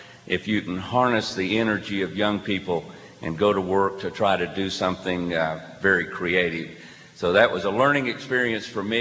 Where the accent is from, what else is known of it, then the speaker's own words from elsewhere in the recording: Muskogee, Oklahoma, United States; I grew up in Muskogee, Oklahoma